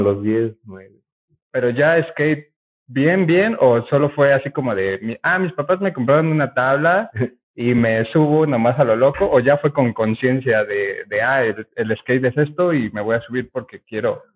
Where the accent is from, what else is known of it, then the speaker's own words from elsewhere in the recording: Puebla, Mexico; éramos un grupo de mi colonia